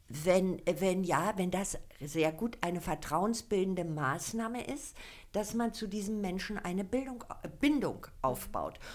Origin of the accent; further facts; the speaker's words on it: Berlin, Germany; now in Falkensee, Germany; Also ich bin ja Ur-Berlinerin. Hier geboren, in Zehlendorf, in Charlottenburg aufgewachsen